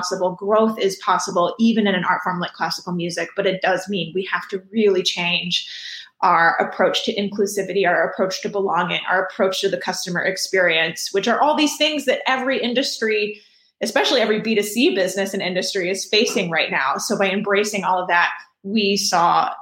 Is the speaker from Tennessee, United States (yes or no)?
no; Houston, Texas, United States; I grew up in Houston